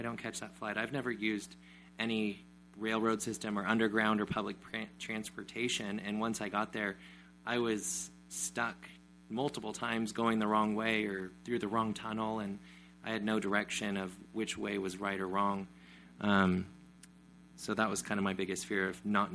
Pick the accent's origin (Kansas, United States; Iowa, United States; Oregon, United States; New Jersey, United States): Oregon, United States; I'm from Oregon